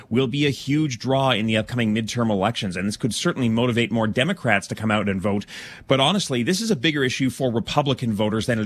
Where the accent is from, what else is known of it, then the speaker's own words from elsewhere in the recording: Calgary, Alberta, Canada; moved away; From Calgary, yeah.